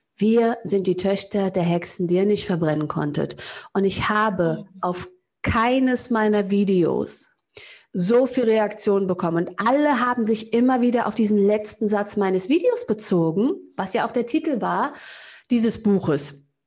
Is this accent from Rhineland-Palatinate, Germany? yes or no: no; Cologne, North Rhine-Westphalia, Germany; aus Köln-Kalk, da wo ich herkomme